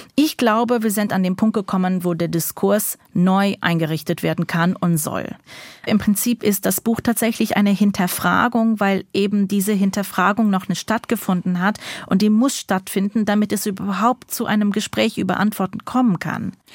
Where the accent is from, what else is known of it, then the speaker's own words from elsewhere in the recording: United States; moved away as an adult; now in Berlin, Germany; Ich bin ja in Amerika geboren und aufgewachsen